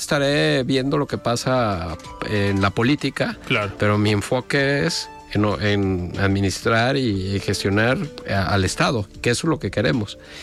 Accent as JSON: {"language": "Spanish", "country": "Mexico", "said": "como mexicanos"}